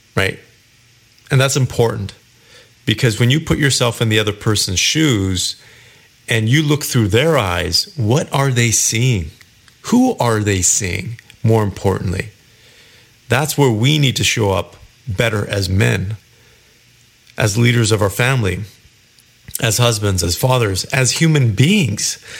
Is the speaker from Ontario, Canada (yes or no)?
no; Kelowna, British Columbia, Canada; moved away; I went back to my hometown, Kelowna, British Columbia, several weeks ago.